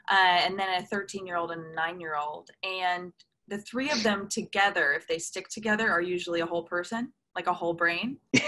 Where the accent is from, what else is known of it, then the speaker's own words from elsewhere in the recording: Newport Beach, California, United States; Yeah, I grew up in Newport Beach, California